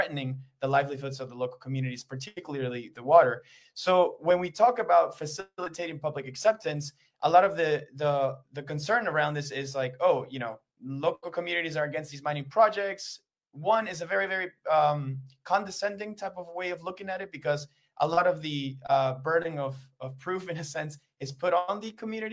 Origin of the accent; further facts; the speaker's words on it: Peru; I'm from Peru